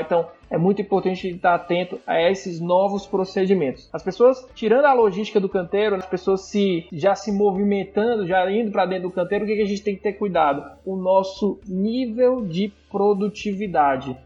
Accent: Ceará, Brazil; A gente fala, não, do Ceará

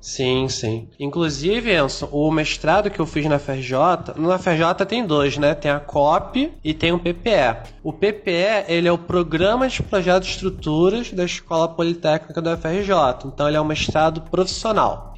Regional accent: Rio de Janeiro, Brazil; accent: carioca; moved away as an adult; now in Maranhão, Brazil; eu tenho sotaque diferenciado porque eu sou carioca da gema, então peço desculpa aí pelo chiado excessivo

